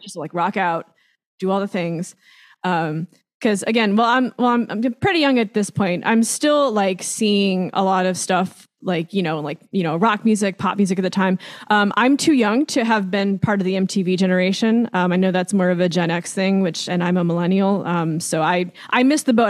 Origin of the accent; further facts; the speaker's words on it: Long Beach, California, United States; I grew up in Long Beach, California, um, which is actually where I still live